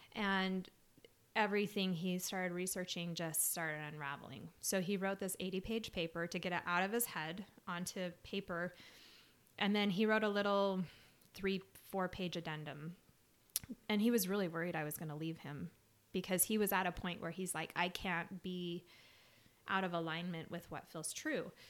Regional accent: Salt Lake City, Utah, United States; I grew up in Salt Lake

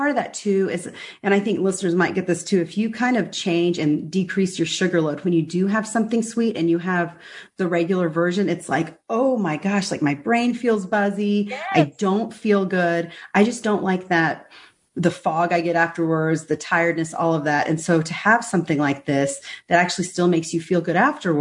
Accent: Texas, United States; also born or lived in Dallas; We Texans

